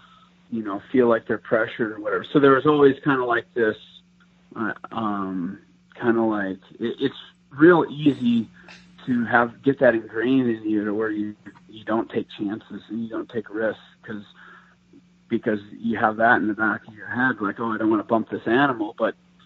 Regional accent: Wisconsin, United States; now in Iowa, United States; I grew up in Wisconsin, and Iowa is where I'm at now

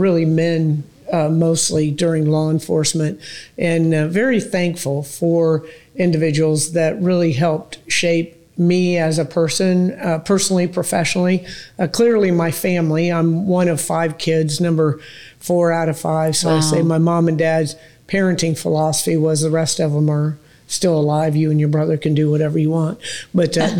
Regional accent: Tampa, Florida, United States; I grew up out in North Tampa

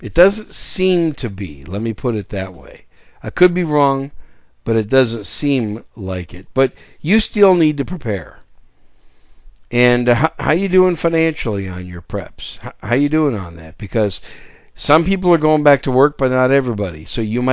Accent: Wisconsin, United States; also born or lived in New York City; now in San Antonio, United States; I was born in New York City. And I was raised most of my young life in Wisconsin. That's why I call Wisconsin my home state

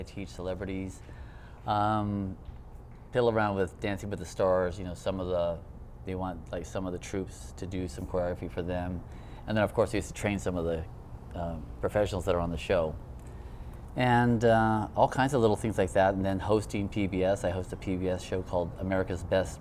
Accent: Hawaii, United States; I grew up in Hawaii, too

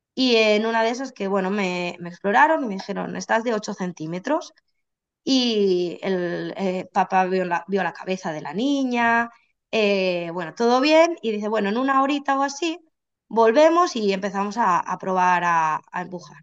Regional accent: Barcelona, Catalonia, Spain; now in Santiago de Compostela, Spain; yo vivo en Santiago de Compostela, pero soy de Barcelona

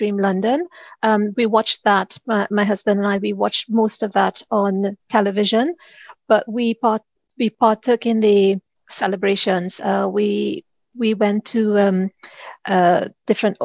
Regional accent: Trinidad & Tobago; moved away as an adult; now in United Kingdom; I am originally from the Caribbean, Trinidad to be exact

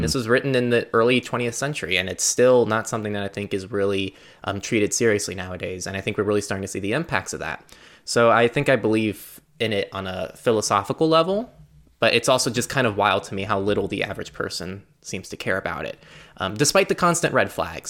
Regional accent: United States; in the U S, as an American

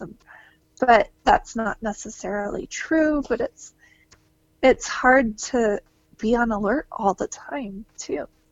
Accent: Georgia, United States; now in Utah, United States; I grew up in Georgia

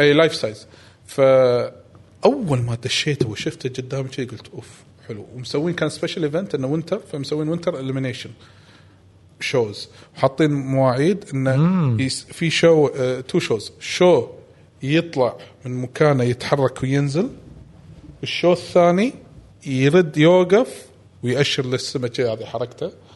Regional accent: Kuwait; ما عندنا بالكويت هذا

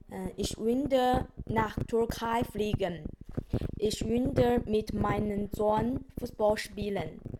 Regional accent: China; first language Chinese; German is a second language; now in Switzerland; Uh, meine Muttersprache ist äh, Chinesisch.

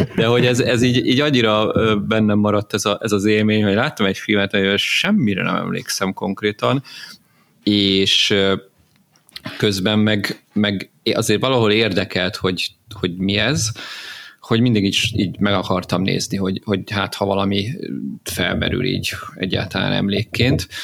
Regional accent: Hungary; én ugye ilyen vidéki gyerek vagyok, és időnként így fellátogattam Pestre

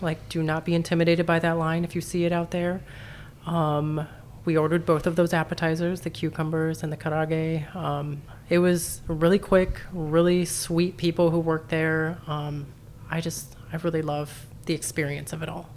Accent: Southern California, United States; also born or lived in New Orleans; now in St. Louis, United States; I grew up in Southern California

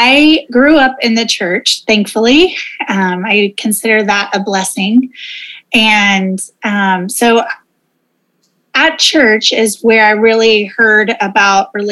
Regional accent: Oklahoma, United States; moved away; also born or lived in Monterrey, Mexico; I'm originally from Oklahoma

